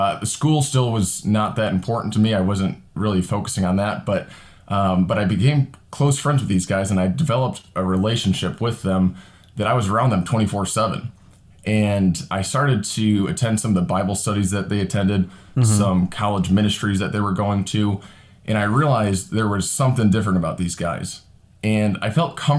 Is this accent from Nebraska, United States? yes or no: no; Northwest Indiana, United States; I am a real estate agent in Southern Indiana and a deacon here at Pastor Brian's church. And I grew up in Northwest Indiana